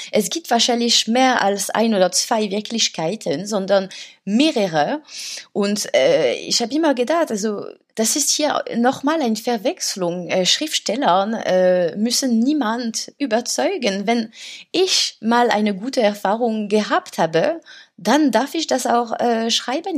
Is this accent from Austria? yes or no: no; France; German is a second language; moved away as an adult; now in Berlin, Germany; bei uns in Frankreich